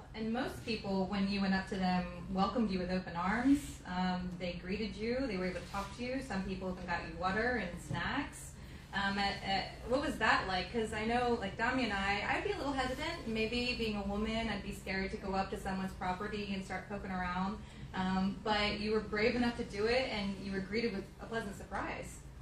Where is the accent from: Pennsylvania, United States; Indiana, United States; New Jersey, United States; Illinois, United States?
Pennsylvania, United States; York County; I was born and raised in York County, um, so I lived here my entire life